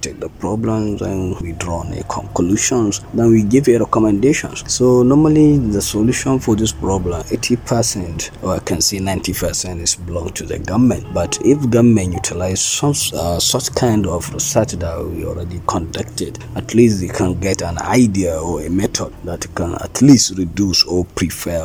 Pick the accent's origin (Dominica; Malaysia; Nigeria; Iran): Nigeria; Jigawa; I'm from Jigawa, we have 27 local government.